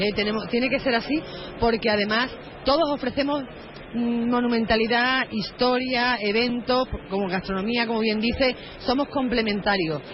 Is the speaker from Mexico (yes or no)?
no; Olvera, Andalusia, Spain; ser alcalde de tu pueblo, en este caso alcaldesa